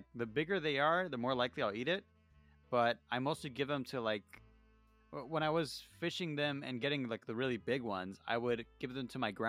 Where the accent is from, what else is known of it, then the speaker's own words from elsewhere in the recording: Mexico; accent: Mexican; My accent's coming through. My Mexican accent.